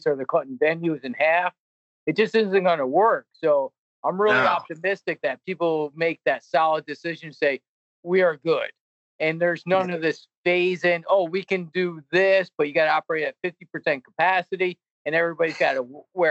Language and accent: English; Albany, New York, United States; I grew up in Albany.